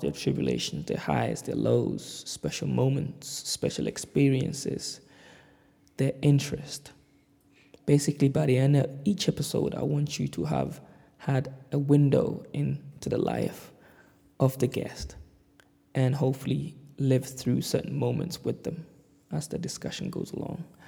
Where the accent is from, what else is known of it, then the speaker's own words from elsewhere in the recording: London, United Kingdom; moved away as an adult; now in Glasgow, United Kingdom; I'm currently based in Glasgow, Scotland, in the UK, but I grew up in London.